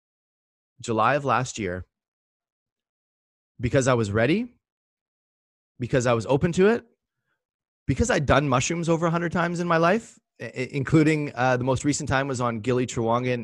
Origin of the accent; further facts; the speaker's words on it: Port Moody, British Columbia, Canada; born or raised there